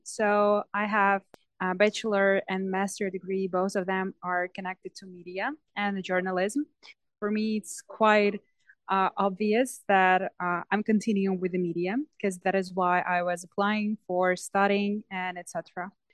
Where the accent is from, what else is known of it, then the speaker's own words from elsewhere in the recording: Ivano-Frankivsk, Ivano-Frankivsk Oblast, Ukraine; English is a second language; Ivano-Frankivsk, uh, my hometown, this much um, slower than let's say Kyiv